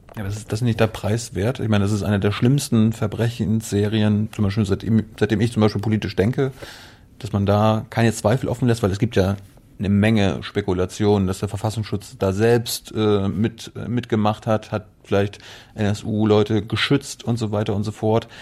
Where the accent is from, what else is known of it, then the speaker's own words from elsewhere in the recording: Malchin, Mecklenburg-Vorpommern, Germany; ich bin Mecklenburger